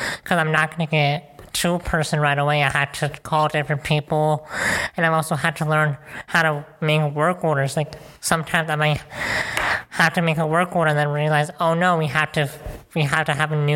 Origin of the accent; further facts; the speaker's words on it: Chicago, Illinois, United States; I'm from Chicago, Illinois